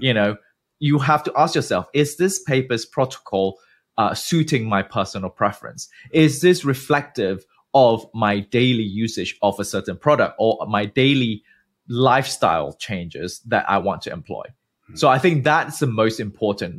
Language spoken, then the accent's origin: English; Malaysia; moved away as an adult; also born or lived in United Kingdom / New York, United States / New Jersey, United States / Germany; originally I'm from Malaysia, born and bred. I didn't leave the country until I was twenty